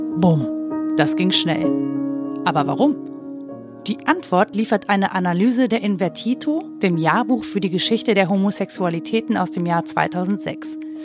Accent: Mönchengladbach, North Rhine-Westphalia, Germany; in meiner Jugend in Mönchengladbach

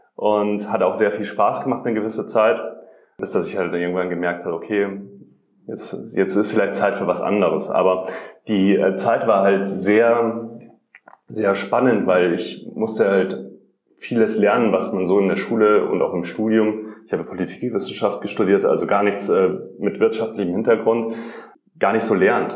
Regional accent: Rosenheim, Bavaria, Germany; also born or lived in Munich; Ich komme eigentlich aus Rosenheim

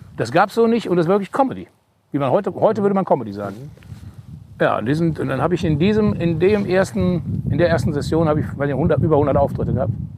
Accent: North Rhine-Westphalia, Germany; accent: Hochdeutsch; moved away; also born or lived in Cologne; ich bin in Westfale, ich spreche Hochdeutsch

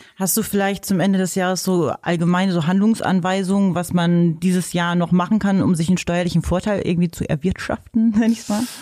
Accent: Hanover, Lower Saxony, Germany; accent: Hannover Platt

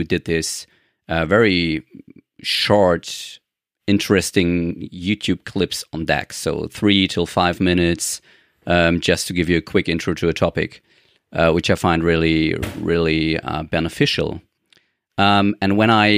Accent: Germany; English is a second language; I am from Germany.

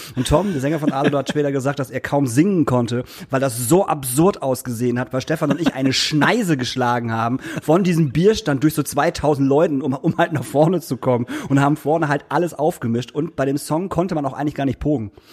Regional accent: Lingen, Lower Saxony, Germany; ich komme aus Lingen

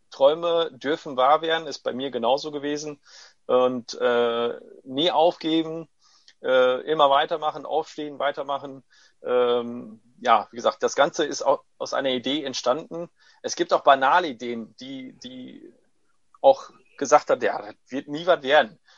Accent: Corato, Apulia, Italy; German is a second language; Äh, Produkte alle wirklich in Corato, da ist meine Heimatstadt, äh, hergestellt werden.

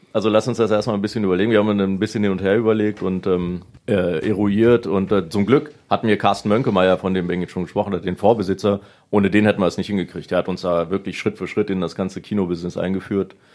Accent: Salzgitter, Lower Saxony, Germany; in Salzgitter geboren und wir haben uns jetzt nicht äh, regional weit von Salzgitter wegbewegt

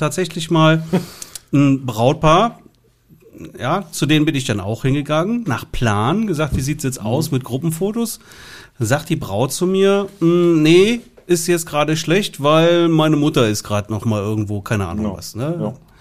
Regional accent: southwest Germany, Germany; bei uns im Süden

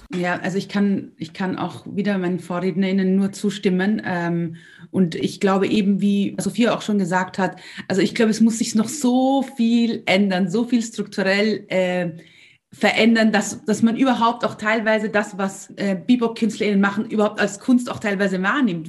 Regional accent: Austria; bei uns in Österreich

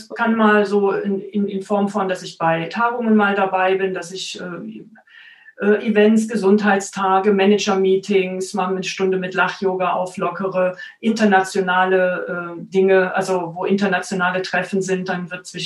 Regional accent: Cologne, North Rhine-Westphalia, Germany; now in Stuttgart, Germany; Ich komme tatsächlich aus Köln.

